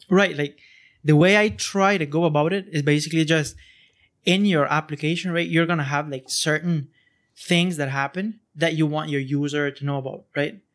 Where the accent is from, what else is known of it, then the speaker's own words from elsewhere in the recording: Honduras; now in Costa Rica; I'm not originally from here. I'm from Hon-, Honduras.